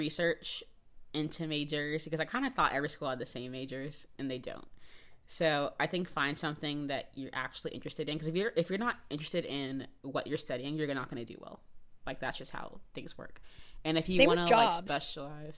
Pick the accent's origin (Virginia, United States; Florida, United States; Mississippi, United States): Florida, United States; Jacksonville; I'm from Jacksonville